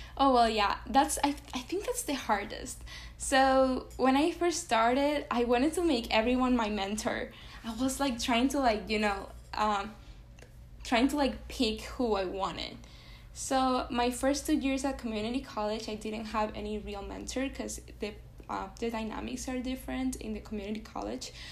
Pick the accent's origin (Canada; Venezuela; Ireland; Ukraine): Venezuela; English is a second language; moved away as an adult; now in United States; I was born in Venezuela and I was raised in Venezuela. So I lived in Venezuela for 18 years of my life. I moved to the US very recently, three years ago